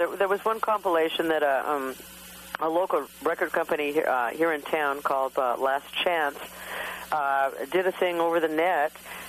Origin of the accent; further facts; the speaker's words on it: Portland, Oregon, United States; we're from Portland